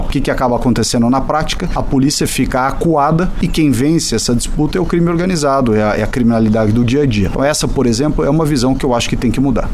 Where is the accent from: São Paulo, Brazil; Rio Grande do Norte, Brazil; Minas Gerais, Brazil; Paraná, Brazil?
São Paulo, Brazil; para mim que sou paulista